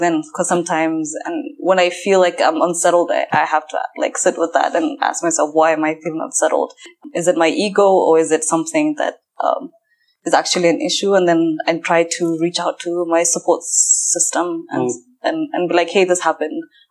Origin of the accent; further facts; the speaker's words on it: Kenya; moved away; I'm Somali Kenyan, so I don't identify with Somalis from Somalia. I identify as Kenyan.